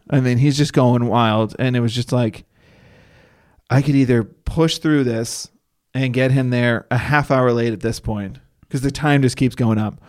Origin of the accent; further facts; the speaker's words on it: Northeast, United States; now in Los Angeles, United States; I'm from the Northeast